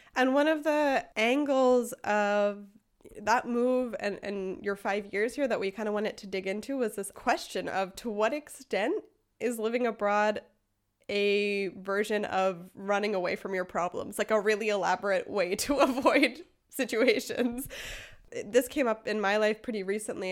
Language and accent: English; United States; now in Freiburg, Germany; I am an American living in Freiburg, Germany